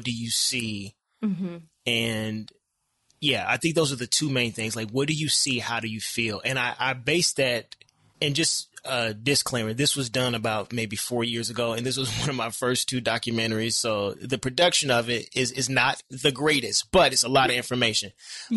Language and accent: English; Decatur, Illinois, United States; now in Chicago, United States; I'm from Decatur, Illinois. It's a very small town.